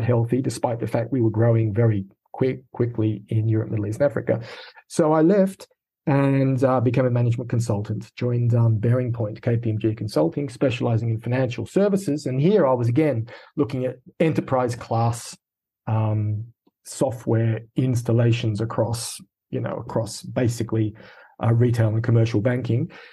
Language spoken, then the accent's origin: English; Sydney, New South Wales, Australia; accent: Australian; moved away as an adult; also born or lived in United Kingdom; I have an Australian accent. And so I was born in Sydney, high school in Sydney, and did my first two university degrees